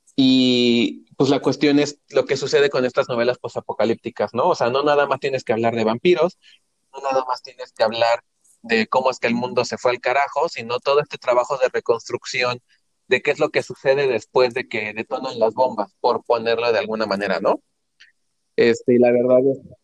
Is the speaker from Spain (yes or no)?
no; Mexico